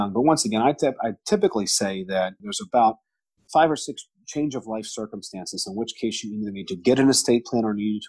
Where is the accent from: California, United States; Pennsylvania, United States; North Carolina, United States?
Pennsylvania, United States; Pittsburgh; I grew up in the North Hills of Pittsburgh